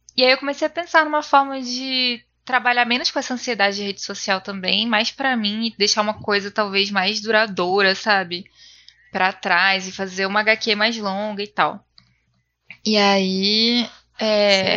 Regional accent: Manaus, Amazonas, Brazil; moved away; quando eu saí de Manaus

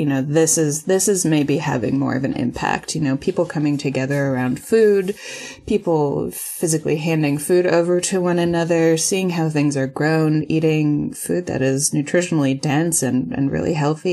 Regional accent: New York, United States; moved away as an adult; also born or lived in Boston; now in Austin, United States; I'm from New York and went to school in Boston

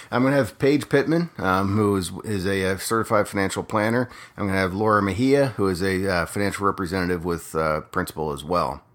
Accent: Harrisburg, Pennsylvania, United States; moved away as an adult; grew up in a little town called Harrisburg, Pennsylvania

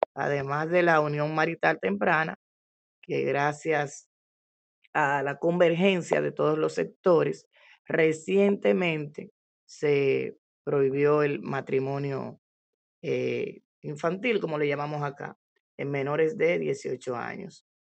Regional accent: Dominican Republic; en nuestro país

